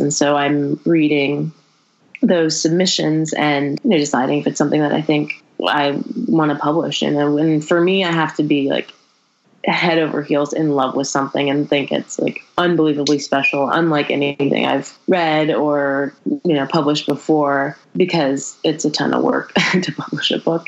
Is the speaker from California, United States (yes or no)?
yes; Berkeley, California, United States; also born or lived in El Paso, Texas; I was born in Berkeley and I grew up in the Bay Area